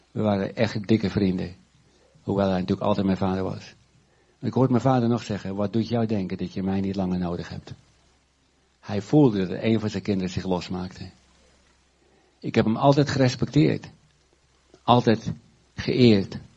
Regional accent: Urk, Flevoland, Netherlands; En eh, alles was zwart op Urk. En als ik. Eh, mijn herinneringen in mijn jeugd aan Urk zijn niet zo leuk.

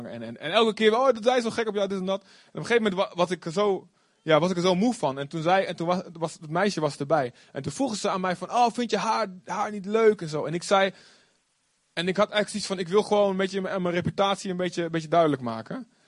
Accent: Olst, Overijssel, Netherlands; Ik was vrijdag weer in Olst voor een bruiloft, eh, waar ik vandaan kom. En eh, nou ja, niet heel spectaculair dorp. Het viel me op hoe klein het eigenlijk is. Vroeger toen ik kind was, was het een hartstikke groot dorp.

